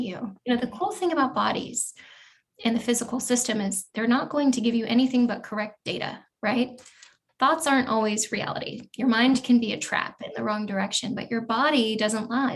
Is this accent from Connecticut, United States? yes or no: no; Eugene, Oregon, United States; moved away as an adult; I went to college actually in the town where I grew up in Eugene, Oregon.